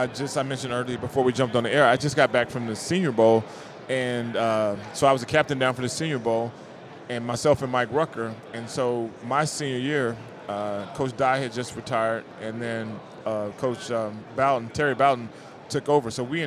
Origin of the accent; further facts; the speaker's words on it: Frankfurt, Hesse, Germany; born there; also born or lived in El Paso, United States / Kentucky, United States / Alabama, United States; So I was born in Frankfurt, Germany. So I was born in Frankfurt. We lived there 2 years. Moved to El Paso, Texas for 3 years, back to Germany for 3 years, Fort Knox, Kentucky for 3 years